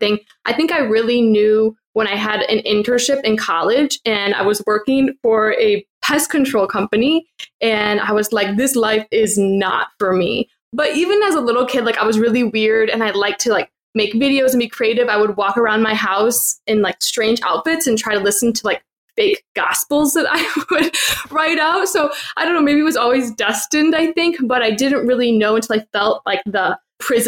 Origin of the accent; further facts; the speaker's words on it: Illinois, United States; moved away as an adult; also born or lived in Orlando / Vietnam; I grew up in the Midwest in Illinois, so I'm very friendly